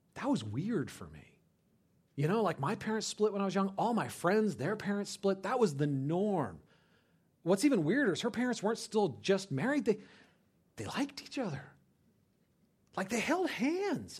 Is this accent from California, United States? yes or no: yes; California, United States; moved away as an adult; I grew up in California